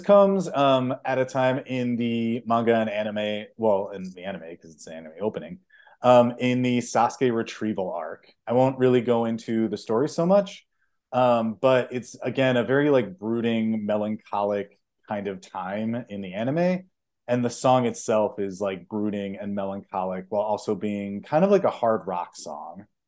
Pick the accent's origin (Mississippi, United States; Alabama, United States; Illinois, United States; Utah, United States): Illinois, United States; Chicago; I'm from Chicago